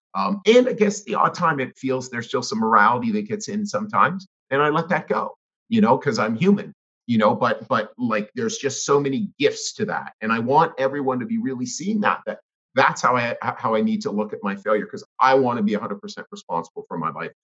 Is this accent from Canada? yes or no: yes; Canada; I grew up in Canada.